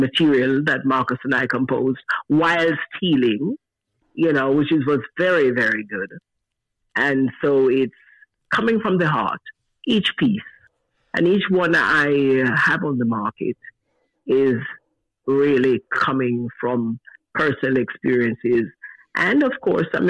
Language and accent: English; Jamaica; moved away; I'm Jamaican